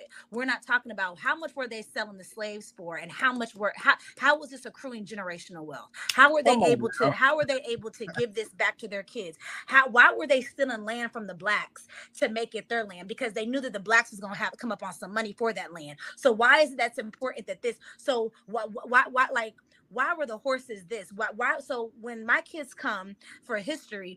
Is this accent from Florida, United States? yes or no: yes; Miami, Florida, United States; I'm from Miami.